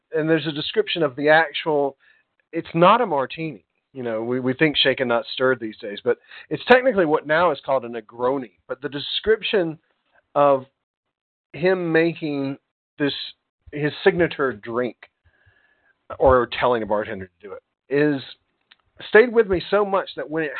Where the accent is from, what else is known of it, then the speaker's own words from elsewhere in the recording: United States; I'm an American